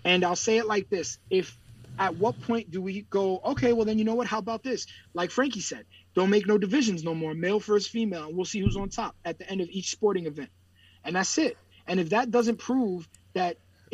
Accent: United States; I'm American

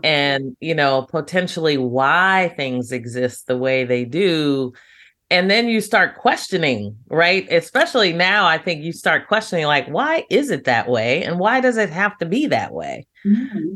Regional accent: United States; as an American

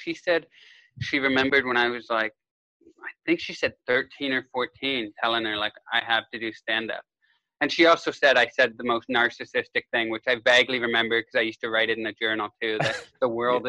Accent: Kitchener, Ontario, Canada; moved away as an adult; now in United States; I grew up in Kitchener, Ontario, Canada.

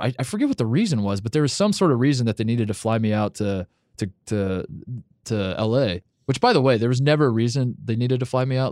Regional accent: Brownsburg, Indiana, United States; I wasn't growing up in Brownsburg, Indiana

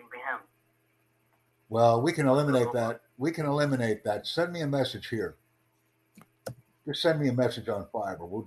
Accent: Egypt; English is a second language; also born or lived in Cairo; I said I'm from Egypt.

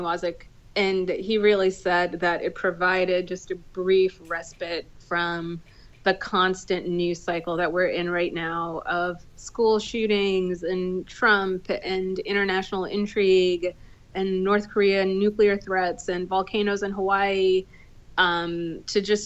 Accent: India; I'm Indian

